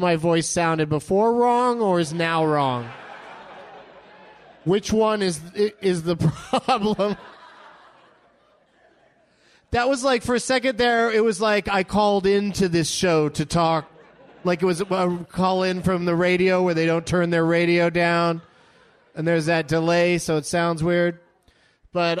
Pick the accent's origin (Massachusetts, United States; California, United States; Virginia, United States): California, United States; San Diego; moved away; I grew up in San Diego